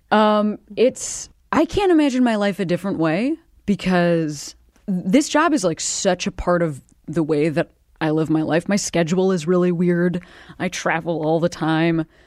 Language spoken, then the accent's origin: English; Midwest, United States; I'm from the Midwest